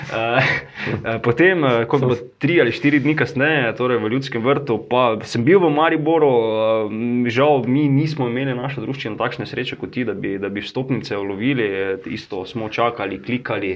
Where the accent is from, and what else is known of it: Slovenia